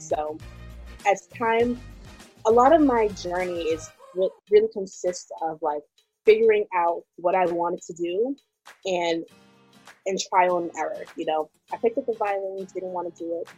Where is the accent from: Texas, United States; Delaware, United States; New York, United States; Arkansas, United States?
New York, United States; being Ghanaian, being brought up in New York. Um, I actually live a little bit outside of uh, the city in Rockland, so being brought up in more of like the suburbs suburbs area